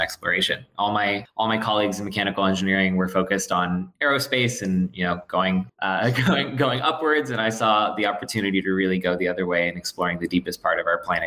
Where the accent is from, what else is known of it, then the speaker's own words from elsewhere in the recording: South Florida, United States; I'm from South Florida originally